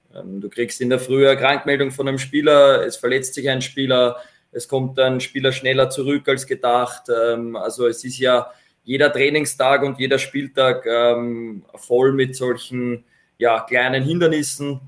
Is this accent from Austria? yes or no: yes; Vienna, Austria; moved away as an adult; now in Ried im Innkreis, Austria; als Wiener, bevor ich nach Ried gekommen bin